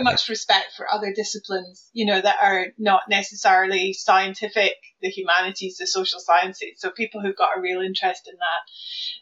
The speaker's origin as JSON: {"language": "English", "area": "South Lanarkshire", "region": "Scotland", "country": "United Kingdom", "tie": "born or raised there", "moved": "yes", "lives_now": "Norwich, United Kingdom", "said": "I grew up near an uh, old Devonian volcano called Tinto, Tinto Hill in South Lanarkshire"}